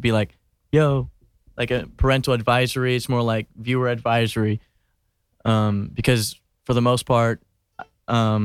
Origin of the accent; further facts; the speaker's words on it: Atlanta, Georgia, United States; now in Rotterdam, Netherlands; I'm from Atlanta